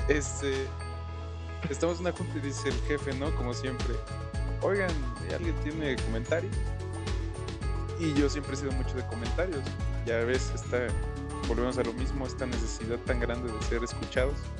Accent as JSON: {"language": "Spanish", "country": "Mexico", "said": "como buen mexicano"}